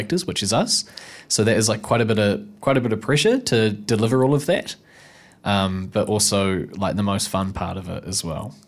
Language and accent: English; Nelson, New Zealand; moved away as an adult; now in Wellington, New Zealand; I'm from, uh, Wakatu Nelson originally.